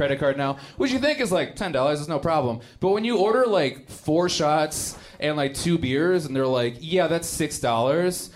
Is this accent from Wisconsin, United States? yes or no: yes; Milwaukee, Wisconsin, United States; accent: Wisconsin vernacular; I'm actually from Milwaukee, Wisconsin. That's where I grew up